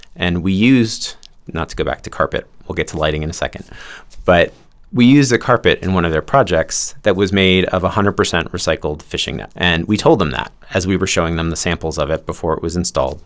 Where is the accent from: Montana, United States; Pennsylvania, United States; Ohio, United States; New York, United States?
New York, United States; growing up in New York, just outside of New York City